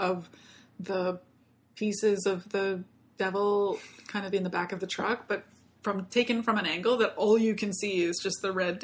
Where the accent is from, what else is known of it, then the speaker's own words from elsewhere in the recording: Canada; also born or lived in Germany; I'm a Canadian